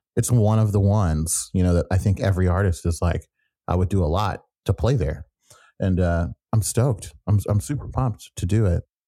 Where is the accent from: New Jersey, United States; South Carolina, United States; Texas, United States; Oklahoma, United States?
Oklahoma, United States; also born or lived in New York; now in Washington, D.C., United States; I grew up in Oklahoma